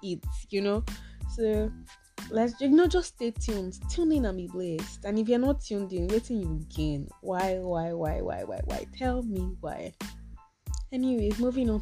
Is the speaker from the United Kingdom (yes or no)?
no; Osun, Nigeria; Okay, I'm Yoruba, if you have not guessed already. I'm from Osun.